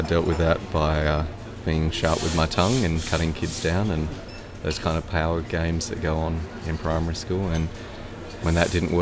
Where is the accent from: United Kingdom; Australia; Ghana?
Australia; Perth, Western Australia; I'm from Perth, Wadjuk country